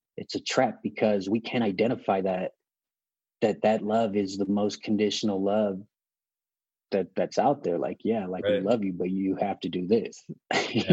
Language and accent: English; Los Angeles, California, United States; also born or lived in San Pedro, California; I was born and raised in Los Angeles, California, in a smaller city called Wilmington, then moved to another inner city in the same area called San Pedro.